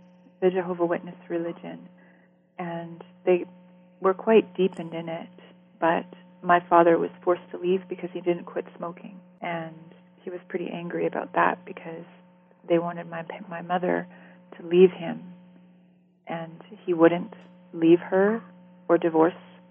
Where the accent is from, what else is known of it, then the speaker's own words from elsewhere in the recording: Vancouver Island, British Columbia, Canada; I grew up on Vancouver Island in British Columbia. It was really beautiful growing up here